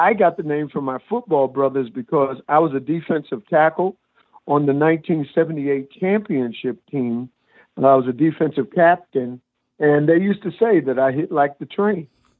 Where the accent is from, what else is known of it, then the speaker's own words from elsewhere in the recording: New York City, New York, United States; You know, I'm from Brooklyn, New York. I grew up in Brooklyn. I grew up in Bedford-Stuyvesant, Brooklyn, went to Erasmus High School